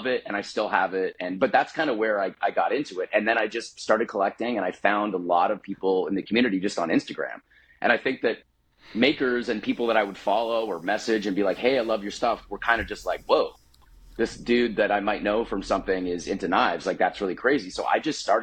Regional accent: Canada; We grew up in Canada

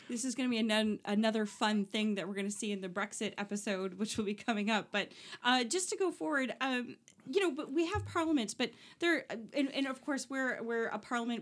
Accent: Oshawa, Ontario, Canada; I'm from Oshawa

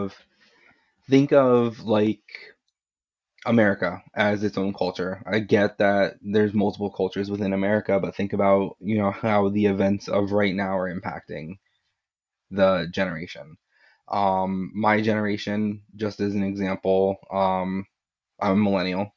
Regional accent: Florida, United States; now in New England, United States; I'm, I'm from New England, and I, well, I grew up in Florida, but I live in New England now

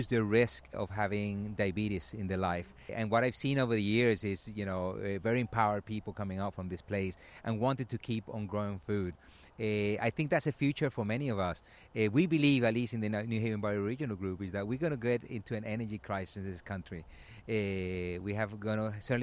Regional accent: Venezuela; moved away as an adult; I come from Venezuela

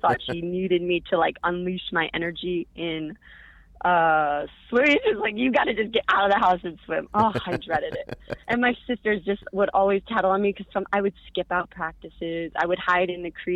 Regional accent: Chicago, Illinois, United States; moved away; I'm from Chicago, Northwest suburbs

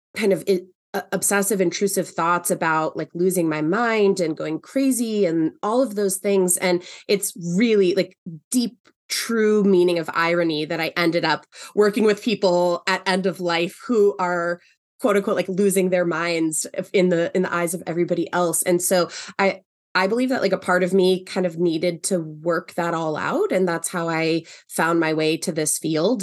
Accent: Los Angeles, California, United States; moved away as an adult; also born or lived in New York City; now in Seattle, United States; I am originally from Los Angeles, um, moved to New York City when I was eighteen and lived there for, uh, nearly eight years and then have been in Seattle ever since then

